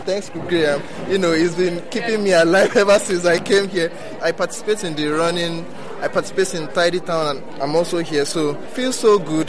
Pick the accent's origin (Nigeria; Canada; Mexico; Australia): Nigeria; moved away as an adult; now in Ireland; from Nigeria. I came here 1 year and a few months ago